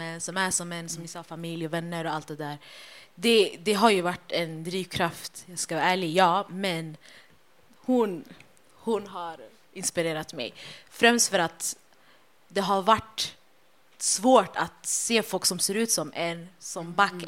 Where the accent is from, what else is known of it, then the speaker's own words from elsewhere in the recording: Stockholm, Stockholm County, Sweden; Vi är från Husby, blåa linjen